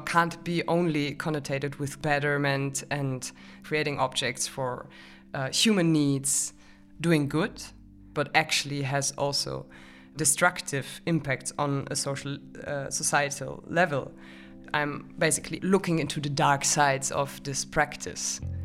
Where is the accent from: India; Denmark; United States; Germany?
Germany; moved away; I'm from Germany